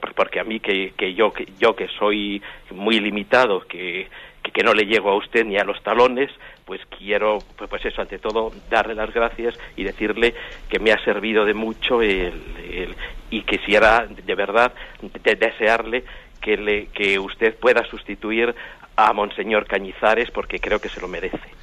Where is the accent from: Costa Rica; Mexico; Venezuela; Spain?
Spain; Madrid, Community of Madrid; also born or lived in Basque Country; soy oriundo de, del, País Vasco, yo soy madrileño